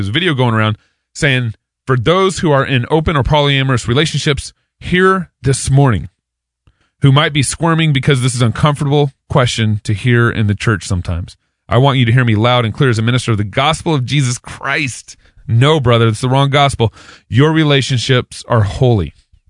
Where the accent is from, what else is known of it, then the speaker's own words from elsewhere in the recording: Texas, United States; I'm from Texas